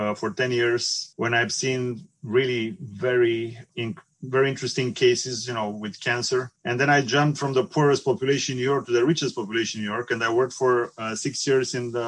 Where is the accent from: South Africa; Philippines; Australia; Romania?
Romania; Bucharest; moved away; also born or lived in Constanța, Romania; I'm Romanian, and I was born on the Black Sea side in Constanța, which is an old Greek colony. I did my high school in Bucharest